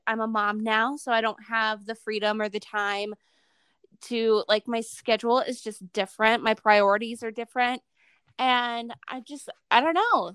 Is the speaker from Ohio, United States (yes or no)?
yes; Ohio, United States; moved away as an adult; now in Utah, United States; I'm from Ohio. So it was never, like, my idea to live in Utah